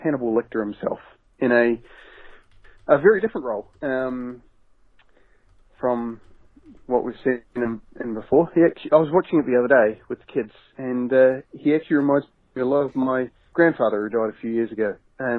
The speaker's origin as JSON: {"language": "English", "town": "Timaru", "region": "Canterbury", "country": "New Zealand", "tie": "born or raised there", "said": "my hometown, Timaru."}